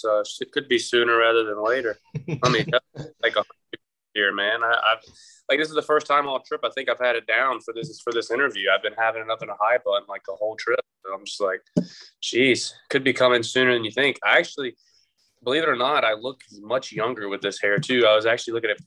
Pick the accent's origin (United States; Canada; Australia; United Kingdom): United States; Greensboro, North Carolina; my hometown at the Greensboro Coliseum